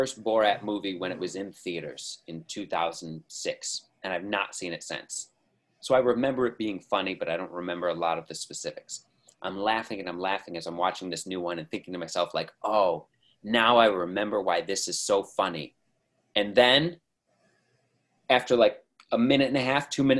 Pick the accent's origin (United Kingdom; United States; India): United States; as an American